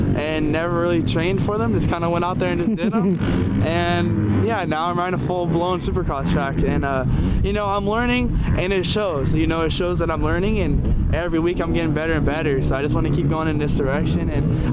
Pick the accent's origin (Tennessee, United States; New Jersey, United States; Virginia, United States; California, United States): California, United States; Fremont; I'm from Fremont, California.